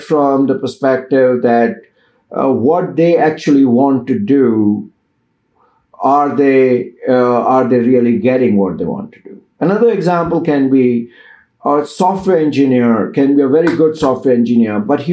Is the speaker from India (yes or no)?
yes; India; moved away as an adult; now in United States; I came from Indian culture